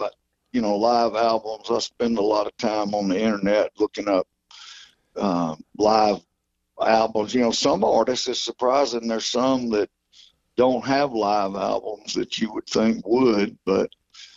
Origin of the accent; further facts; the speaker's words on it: Georgia, United States; I'm from Georgia